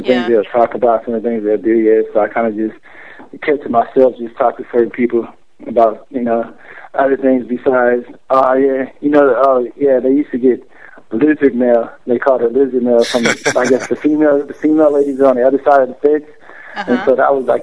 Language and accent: English; Atlanta, Georgia, United States; moved away; They called me ATL because I was from Atlanta